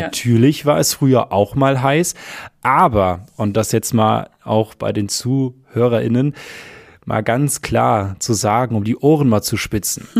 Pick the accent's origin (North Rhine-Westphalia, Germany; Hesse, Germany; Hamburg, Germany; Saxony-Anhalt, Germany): Hesse, Germany; In meiner Heimat zum Beispiel, ich komme aus Hessen